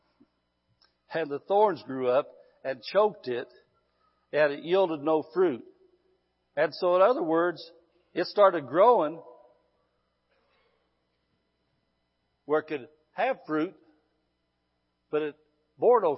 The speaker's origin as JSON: {"language": "English", "region": "Midwest", "country": "United States", "moved": "as an adult", "lives_now": "California, United States", "said": "I'm Californian now, but I was in the Midwest 54 years"}